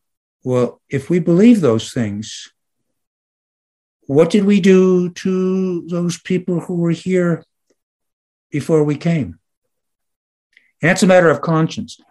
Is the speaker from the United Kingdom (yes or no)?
no; Detroit, Michigan, United States; moved away; also born or lived in Jackson County, Illinois; since I was a kid growing up in Detroit